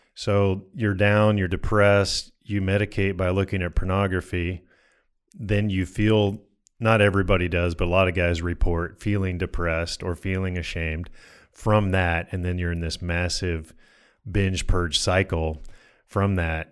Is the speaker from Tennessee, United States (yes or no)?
no; Colorado, United States; I grew up in Colorado